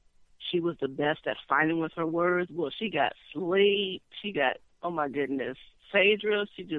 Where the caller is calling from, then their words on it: Dallas, Texas, United States; from Dallas.